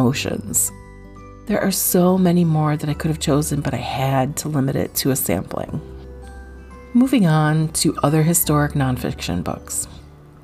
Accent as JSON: {"language": "English", "country": "United States"}